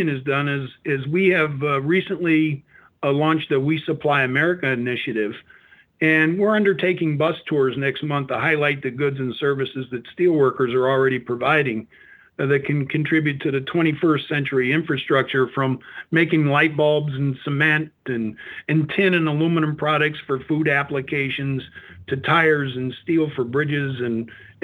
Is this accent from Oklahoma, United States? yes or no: no; Northwest Indiana, United States; I grew up in Northwest Indiana